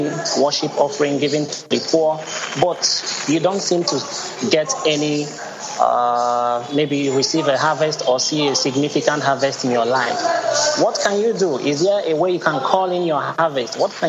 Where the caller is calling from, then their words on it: Lagos, Nigeria; I'm calling from Lagos, Nigeria.